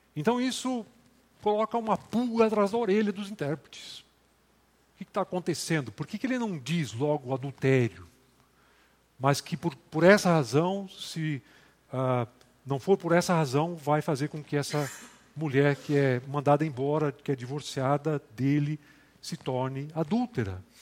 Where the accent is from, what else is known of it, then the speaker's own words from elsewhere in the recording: Rio Grande do Sul, Brazil; moved away; Eu sou do Rio Grande do Sul